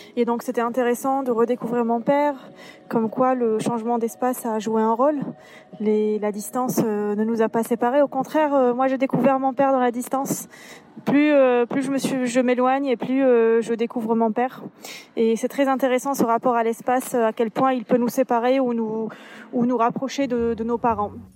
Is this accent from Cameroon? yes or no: no; Algeria; moved away as an adult; now in France; je suis née en Algérie, j'ai grandi en Algérie jusqu'à mes 24 ans